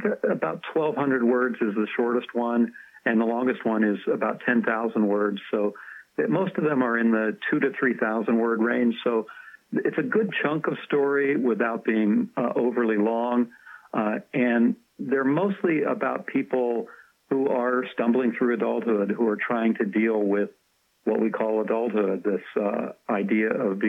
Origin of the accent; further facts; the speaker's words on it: Bedford County, Pennsylvania, United States; Bedford County, which is about half an hour north of Cumberland, Maryland.